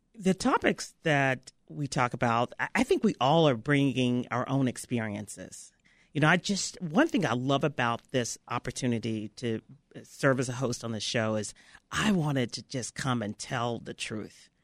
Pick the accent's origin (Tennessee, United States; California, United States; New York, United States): Tennessee, United States; Memphis; moved away; I was raised in Memphis, Tennessee